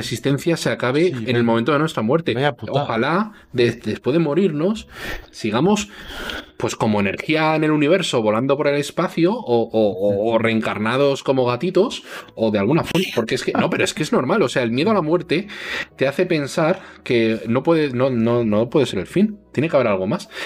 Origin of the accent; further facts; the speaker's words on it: Spain; somos españoles, y en España mayoritariamente somos, somos todos cristianos